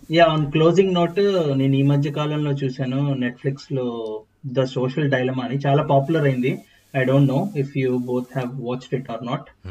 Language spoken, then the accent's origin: Telugu; India; accent: Indian; now in Scotland, United Kingdom; నా యాక్సెంట్ అంటే Indian accent